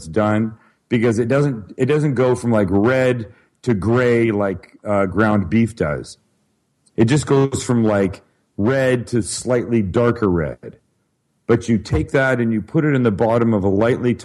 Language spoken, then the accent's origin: English; Vancouver, British Columbia, Canada; moved away; I'm from Vancouver, Canada originally.